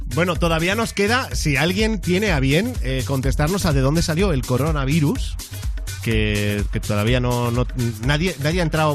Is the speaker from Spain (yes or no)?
yes; Mollet del Vallès, Catalonia, Spain; yo soy de Mollet, que está al lado de Granollers